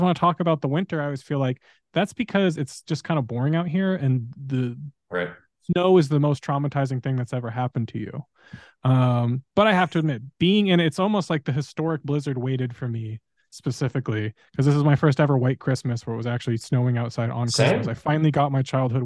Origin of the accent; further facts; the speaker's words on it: Southern California, United States; moved away; I grew up in SoCal with wildfires